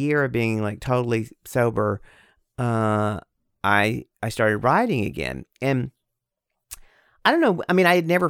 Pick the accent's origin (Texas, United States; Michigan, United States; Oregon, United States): Texas, United States; also born or lived in New York; And then I started writing a memoir about my alcoholism and about growing up in Texas. And you know, it's half of it's Texas and then half in New York.